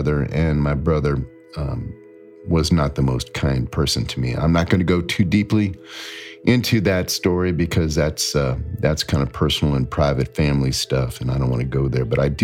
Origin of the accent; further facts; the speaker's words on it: Akron, Ohio, United States; I grew up in Akron, Ohio, you know, rubber capital